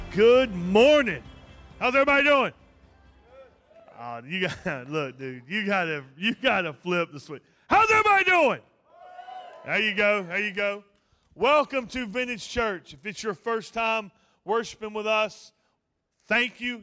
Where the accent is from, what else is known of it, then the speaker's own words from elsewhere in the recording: Ophir, North Carolina, United States; I'm from Montgomery County, and, uh, a little place called Ophir, right in the middle of the U R A National Forest. Real tight knit community. Uh, everybody knows everybody, and, uh, I was born and raised there